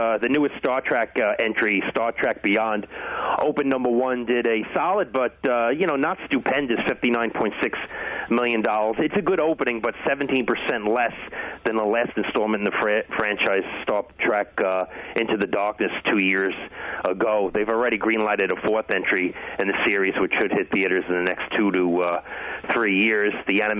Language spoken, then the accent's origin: English; Brooklyn, New York, United States; I grew up in Brooklyn, New York.